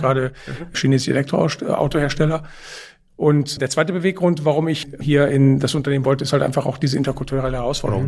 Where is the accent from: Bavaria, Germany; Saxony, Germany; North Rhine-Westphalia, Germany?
North Rhine-Westphalia, Germany; Cologne; also born or lived in Brussels; das ist Köln. Da, wo ich herkomme